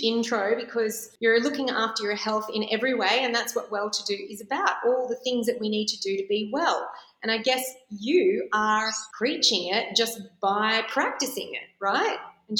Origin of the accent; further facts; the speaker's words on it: Melbourne, Victoria, Australia; now in Sydney, Australia; I know that I was from Melbourne, had heard all about you and couldn't wait to move to Sydney to see you.